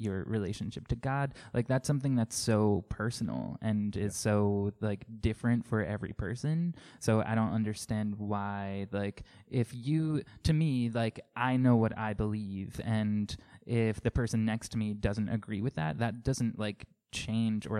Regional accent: Coram, New York, United States; now in Farmingville, United States; I grew up on Long Island in, like, Coram.

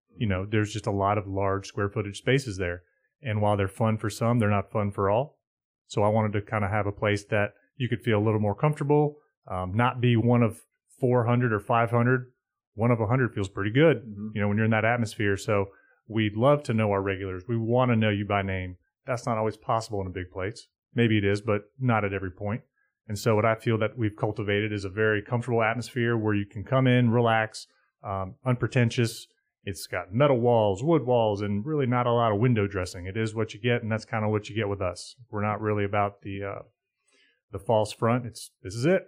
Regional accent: Charlotte, North Carolina, United States; when I was growing up in Charlotte

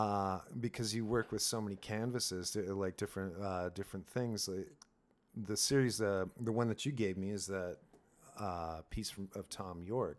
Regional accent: Sault Ste. Marie, Ontario, Canada; I grew up in Sault Ste. Marie. We're, uh, right in the border to Michigan

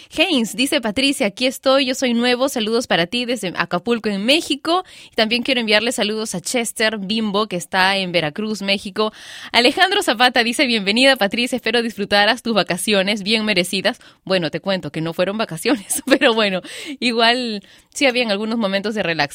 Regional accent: Peru

